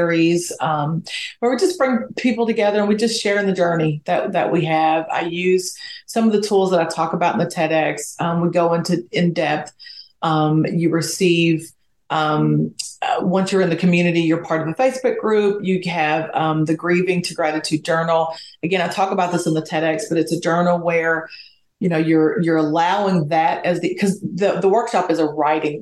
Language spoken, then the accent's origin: English; Hazard, Kentucky, United States; moved away; I'm from Appalachia, little town in Kentucky called Hazard that probably nobody's heard